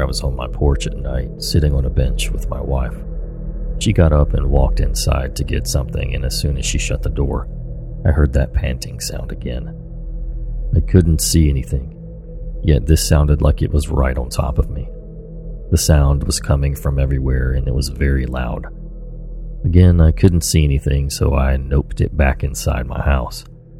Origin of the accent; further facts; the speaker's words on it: Oregon, United States; Me growing up in Oregon, I loved the rain.